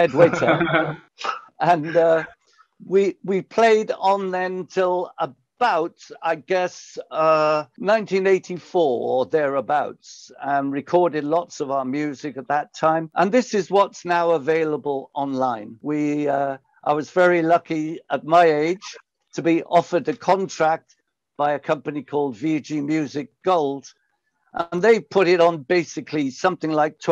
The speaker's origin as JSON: {"language": "English", "town": "Pontypool", "region": "Wales", "country": "United Kingdom", "tie": "born or raised there", "said": "I was born and raised in South Wales, near a place called Pontypool."}